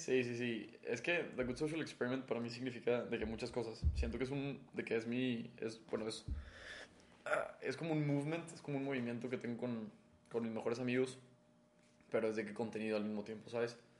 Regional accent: Mexico; somos mexicanos

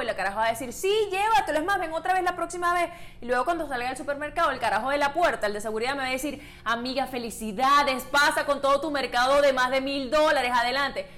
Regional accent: Maracaibo, Zulia, Venezuela; moved away; yo que vengo de Maracaibo

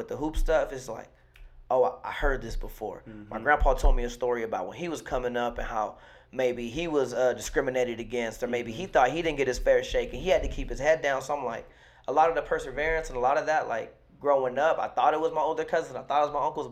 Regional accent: Delano, California, United States; also born or lived in Bakersfield, California; growing up in Delano, right? So, like, I went to school in Bakersfield.

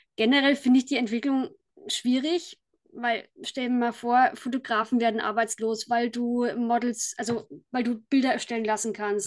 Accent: Kulmbach, Bavaria, Germany; ich komme aus Kulmbach in Oberfranken.

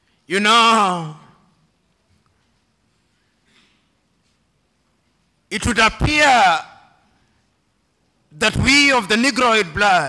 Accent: Kenya

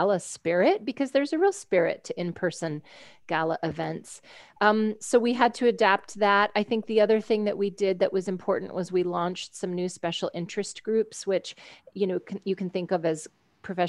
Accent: United States; I'm an American

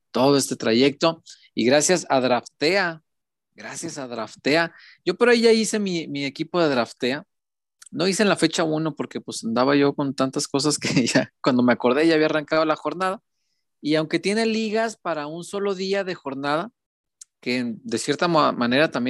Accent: Mexico; yo soy de la Morelos, que le decíamos Colombia Morelos

